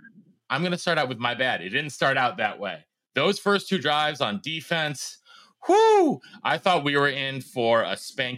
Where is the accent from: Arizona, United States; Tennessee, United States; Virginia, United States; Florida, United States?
Tennessee, United States; Nashville; my hometown of Nashville, Tennessee.